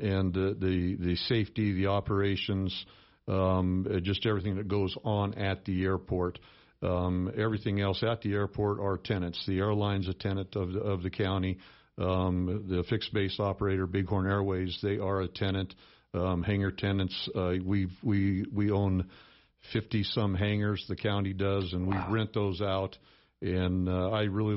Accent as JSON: {"language": "English", "town": "Sheridan", "region": "Wyoming", "country": "United States", "tie": "born or raised there", "said": "I grew up here in Sheridan, born and raised in Sheridan"}